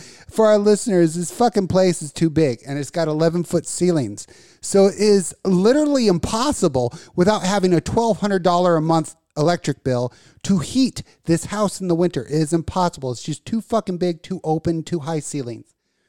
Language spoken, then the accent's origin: English; Las Vegas, Nevada, United States; I grew up in Vegas.